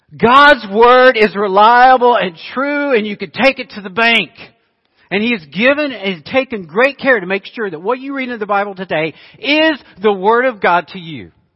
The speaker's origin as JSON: {"language": "English", "country": "United States", "tie": "born or raised there", "said": "I grew up in Arkansas, Oklahoma."}